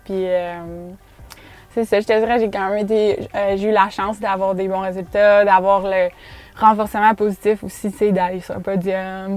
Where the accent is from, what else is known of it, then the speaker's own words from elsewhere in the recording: Quebec City, Quebec, Canada; en grandissant au Québec